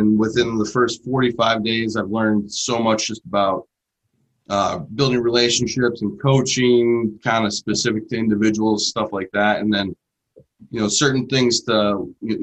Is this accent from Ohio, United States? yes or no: no; Johnsburg, Illinois, United States; also born or lived in Marquette, Michigan; Growing up in Johnsburg, a small town, you know, played youth football